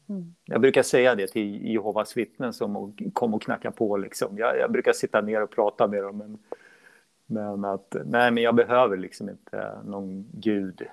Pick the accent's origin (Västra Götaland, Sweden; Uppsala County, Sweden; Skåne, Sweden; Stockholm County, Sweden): Uppsala County, Sweden; Uppsala; sen började jag starta egna klasser i Uppsala mm. där jag är född och uppvuxen